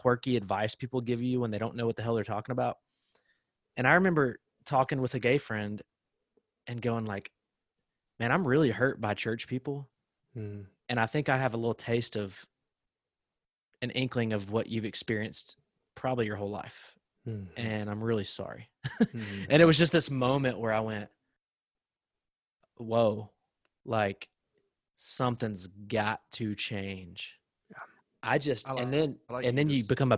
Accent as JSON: {"language": "English", "region": "the South", "country": "United States", "tie": "born or raised there", "said": "growing up in the South, like where we're from"}